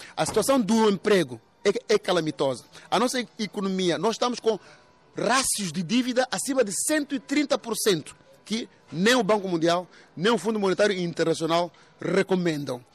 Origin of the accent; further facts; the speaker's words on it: Mozambique; eu, como moçambicano